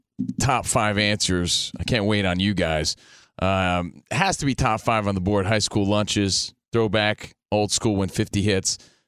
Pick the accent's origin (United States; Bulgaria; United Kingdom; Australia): United States; New Jersey; I grew up in New Jersey